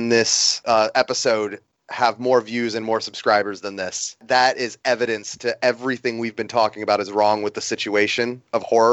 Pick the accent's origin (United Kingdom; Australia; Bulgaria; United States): United States; Florida; I'm from Florida